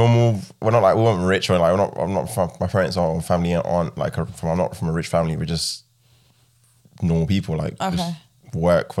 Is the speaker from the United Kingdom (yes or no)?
yes; London, United Kingdom; When I was younger, I grew up in Southeast London. I saw a lot of things.